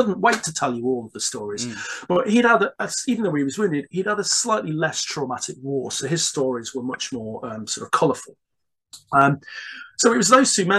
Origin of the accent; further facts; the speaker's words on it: Stone, West Midlands, United Kingdom; I grew up in Staffordshire, in the heart of the Midlands, and I grew up in a fairly one might say insignificant small town where not a lot happened.